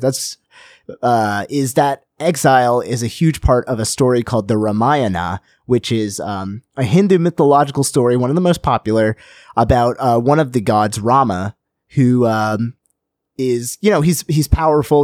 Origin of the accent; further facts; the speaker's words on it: United States; I'm an American